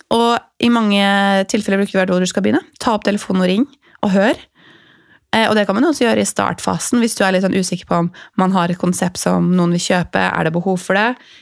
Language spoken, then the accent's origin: Norwegian; Larvik, Vestfold, Norway; Jeg vokste opp i, i Larvik